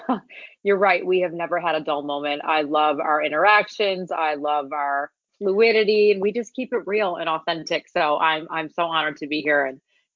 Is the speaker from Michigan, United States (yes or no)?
yes; Detroit, Michigan, United States; moved away as an adult; also born or lived in Los Angeles; now in California, United States; I am a Midwest girl, born and raised in Detroit, Michigan, lived there my whole life, went to medical school at Wayne State University